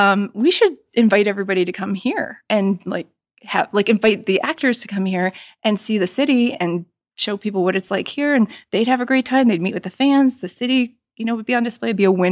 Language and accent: English; Scranton, Pennsylvania, United States; I'm from Scranton